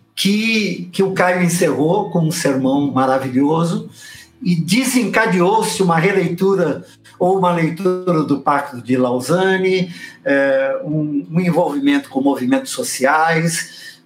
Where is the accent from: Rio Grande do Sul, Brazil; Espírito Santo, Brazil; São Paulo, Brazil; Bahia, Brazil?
São Paulo, Brazil; Cheguei em São Paulo com seis anos de idade